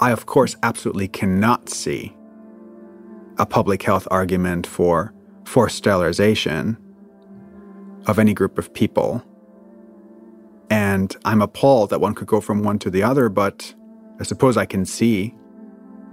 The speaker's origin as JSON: {"language": "English", "country": "Germany", "said": "I'm from Germany"}